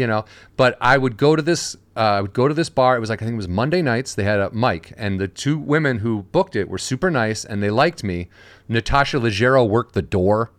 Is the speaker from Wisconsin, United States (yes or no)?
no; outside of Chicago, Illinois, United States; moved away; I'm from Illinois, so I'm from outside of Chicago